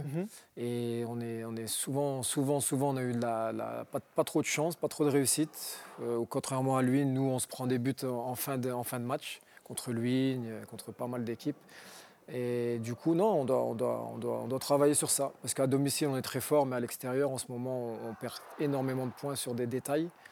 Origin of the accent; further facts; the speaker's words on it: Roubaix, Hauts-de-France, France; je viens d'un quartier de modeste de, Roubaix, j'ai grandi à Roubaix